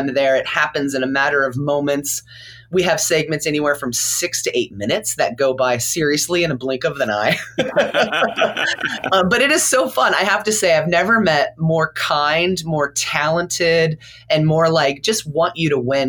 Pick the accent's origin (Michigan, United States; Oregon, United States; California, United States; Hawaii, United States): California, United States; I come from California where, you know, there's a few palm trees here and there